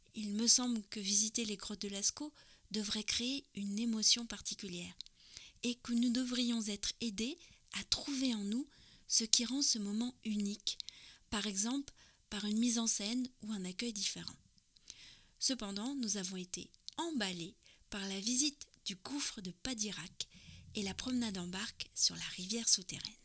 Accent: France; also born or lived in near Paris; je suis française, j'habite

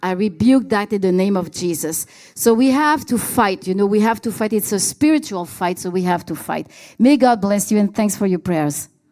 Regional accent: Canada; I'm Canadian, so I'm gonna go back to Canada

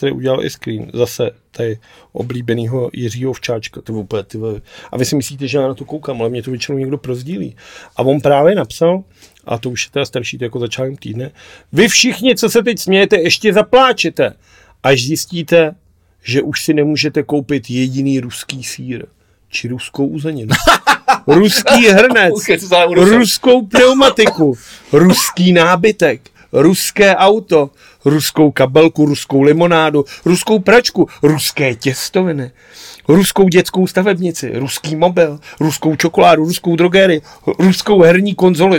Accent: Czechia; my jako Češi

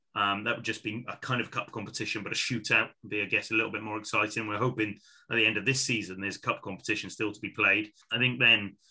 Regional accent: Wales, United Kingdom; As a Welshman

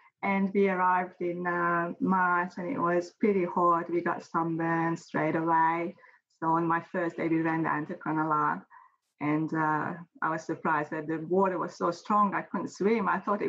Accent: Hungary; now in Australia; You can't really compare.

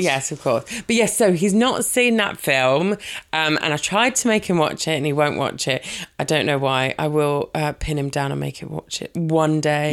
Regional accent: Brighton, South East England, United Kingdom; moved away as an adult; now in Worthing, United Kingdom; I'm from Brighton

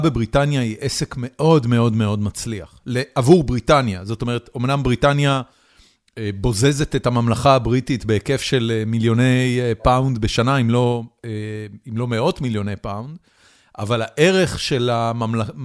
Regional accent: Israel; moved away as an adult; now in United States

